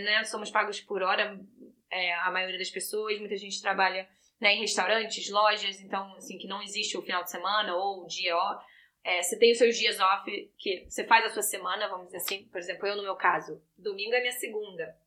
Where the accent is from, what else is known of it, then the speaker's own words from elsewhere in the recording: Rio de Janeiro, Brazil; now in Vancouver, Canada; que sou do Rio